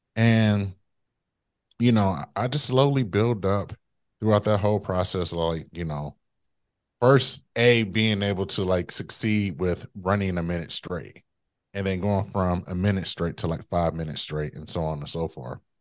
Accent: Detroit, Michigan, United States; my hometown, Detroit

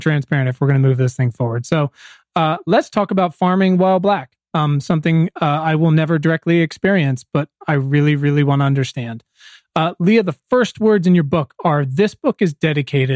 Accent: Williamsburg, Virginia, United States; now in Los Angeles, United States; I'm from Virginia, Williamsburg, just down the street from Jamestown

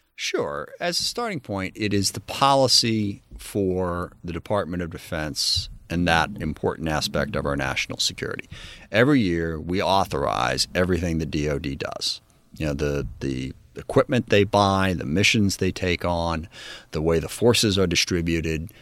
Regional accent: SeaTac, Washington, United States; the community I grew up in in SeaTac

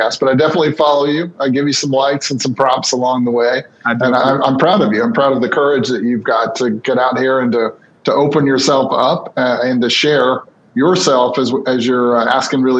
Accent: Birmingham, Alabama, United States; moved away as an adult; also born or lived in Pensacola, Florida / San Francisco / Atlanta; I grew up in the southeast of the United States. I grew up in Birmingham, Alabama, and Pensacola, Florida

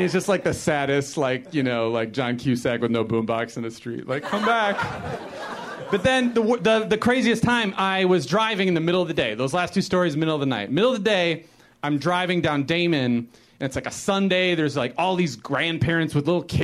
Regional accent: Chicago, Illinois, United States; moved away as an adult; now in Los Angeles, United States; I grew up in Chicago and I lived there my whole life. I only moved here to L.A. in January

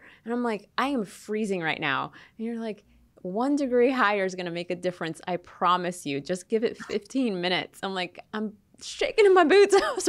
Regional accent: Florida, United States; moved away as an adult; I'm from Florida, so I wasn't used to a place with four seasons.

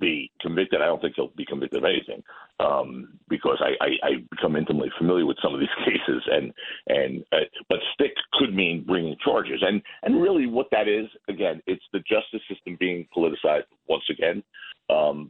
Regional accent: New York, United States; I'm a New Yorker.

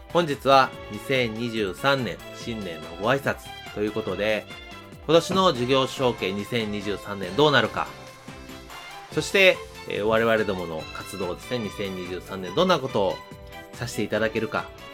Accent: Kansai, Japan; moved away; 出身が関西

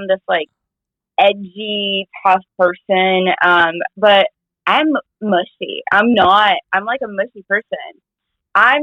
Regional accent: São Paulo, Brazil; also born or lived in New York; now in Los Angeles, United States; I grew up in São Paulo, Brazil

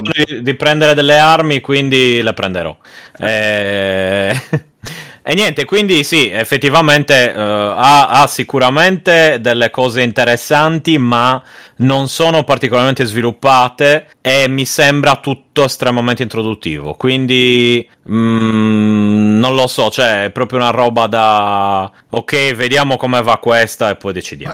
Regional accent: Sardinia, Italy; essendo sardo

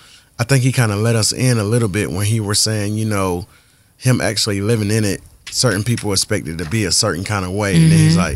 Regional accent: Columbus, Georgia, United States; my hometown of Columbus, Georgia.

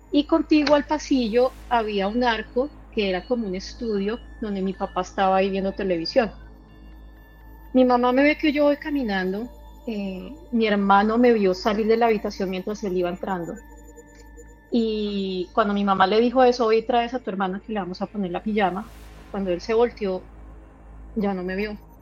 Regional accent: Colombia; now in Arkansas, United States; soy eh, de Colombia, actualmente me encuentro residiendo en Arkansas, en Estados Unidos

